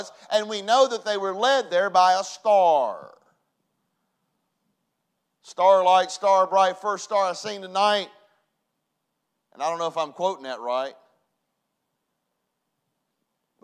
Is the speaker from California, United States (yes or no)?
no; Hinton, West Virginia, United States; Growing up in Hinton